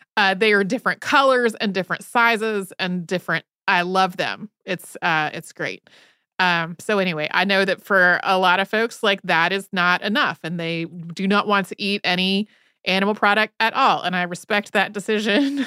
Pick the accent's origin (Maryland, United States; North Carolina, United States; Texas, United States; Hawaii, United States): North Carolina, United States; Northwest; growing up in Northwest North Carolina in the nineteen eighties and nineties